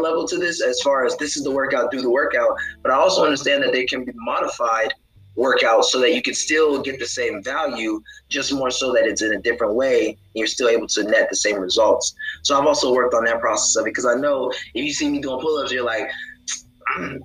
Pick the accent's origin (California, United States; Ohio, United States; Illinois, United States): Ohio, United States; Columbus; moved away as an adult; also born or lived in Houston, Texas; now in Georgia, United States; I was born and raised in Columbus, Ohio, graduated high school at Licking Heights High School